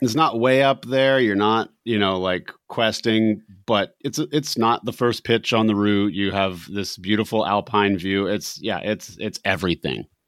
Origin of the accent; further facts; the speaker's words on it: New Hampshire, United States; we are from New Hampshire